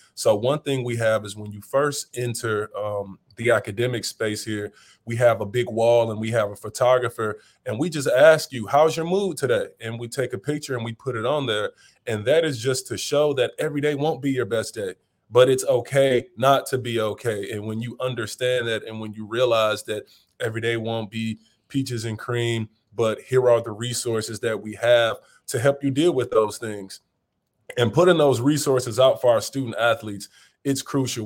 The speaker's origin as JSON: {"language": "English", "town": "St. Louis", "region": "Missouri", "country": "United States", "tie": "born or raised there", "also_born_or_lived": "Wentzville, Missouri", "moved": "yes", "lives_now": "New Orleans, United States", "said": "growing up in Saint Louis, uh, humble beginnings"}